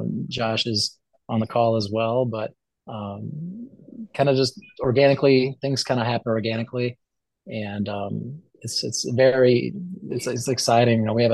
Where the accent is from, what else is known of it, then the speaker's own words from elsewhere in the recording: Illinois, United States; I was gonna say we grew up in Illinois